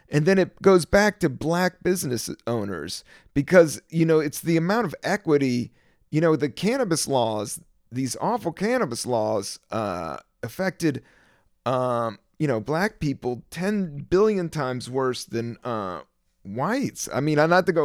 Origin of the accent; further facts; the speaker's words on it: East Coast, United States; growing up in the East Coast in America